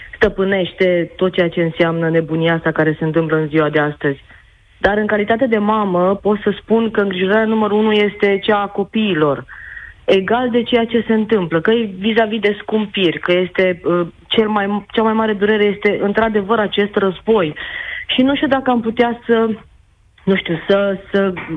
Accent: Timișoara, Timiș County, Romania; eu sunt de la Timișoara

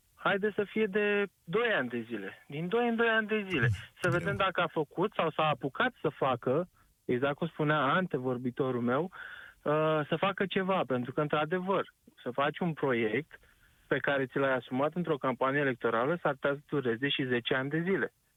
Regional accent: Constanța, Constanța County, Romania; eu sunt din Constanța

